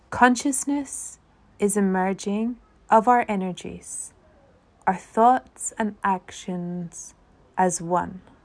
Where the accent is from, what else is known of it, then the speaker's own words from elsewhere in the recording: Ireland; an Irish theologian